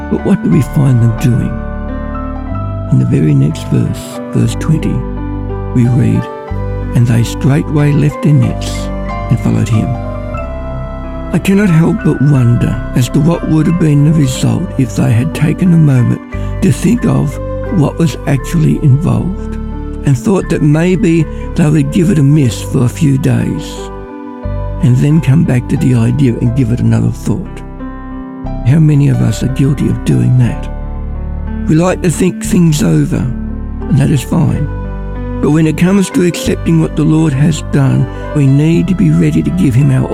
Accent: Ballarat, Victoria, Australia; I'm from Ballarat

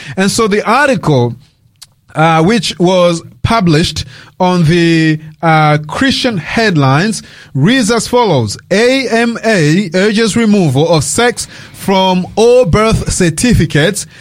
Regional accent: Australia; I was raised here in Australia as a teenager. Um, I came here when, I was uh, really young.

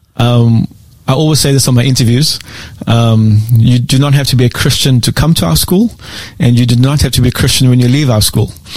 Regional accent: South Africa; moved away as an adult; also born or lived in South Korea / Philippines; now in Australia; I am born and raised in South Africa.

